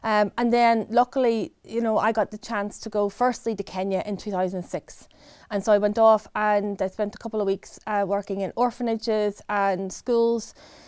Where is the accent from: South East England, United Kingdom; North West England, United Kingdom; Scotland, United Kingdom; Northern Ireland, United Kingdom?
Scotland, United Kingdom; Stirling; moved away as an adult; now in England; I came from Stirling in Scotland over to the south coast here, and I started working for the company as a new graduate.